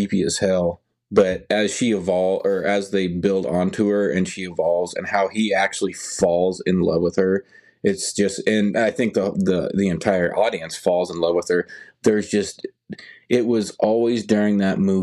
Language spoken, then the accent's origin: English; Nebraska, United States; I'm from Nebraska